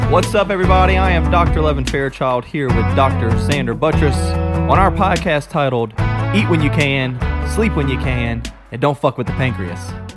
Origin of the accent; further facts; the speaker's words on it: Gonzales, Louisiana, United States; accent: Cajun; moved away as an adult; now in Chattanooga, United States; I'm from Louisiana. If you can't tell in a little bit of my Cajun accent, Southern Louisiana to be exact, a city called Gonzales. It's kinda between New Orleans and Baton Rouge. Um, grew up there my whole life